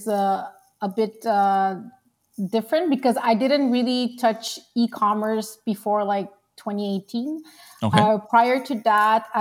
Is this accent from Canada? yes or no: yes; Quebec, Canada; also born or lived in Long Island, New York; I came here to Quebec and I was like a year and a half. Okay. So I'm mostly Canadian